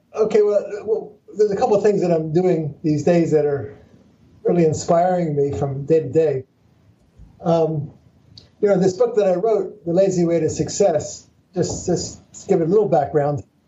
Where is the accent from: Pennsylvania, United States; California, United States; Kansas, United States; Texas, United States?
Pennsylvania, United States; Philadelphia; I was born in Philadelphia. I'm a Philly dog